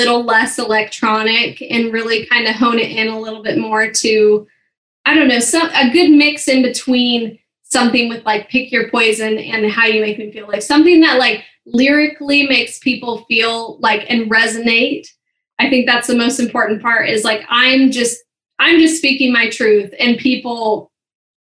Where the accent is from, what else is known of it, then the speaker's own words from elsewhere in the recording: St. Helens, Oregon, United States; moved away as an adult; also born or lived in Memphis, Tennessee / Portland, Oregon; now in Utah, United States; I grew up in, I say Portland, Oregon, but it's called St. Helens